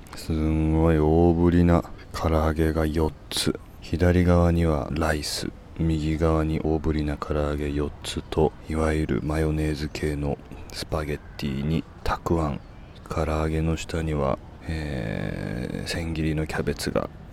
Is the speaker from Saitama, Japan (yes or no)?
no; Kodaira, Tokyo, Japan; 僕が生まれ育った町